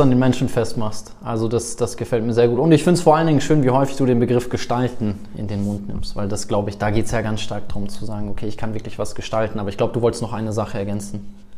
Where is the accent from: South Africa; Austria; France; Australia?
South Africa; moved away; ich bin in Afrika, in Südafrika groß geworden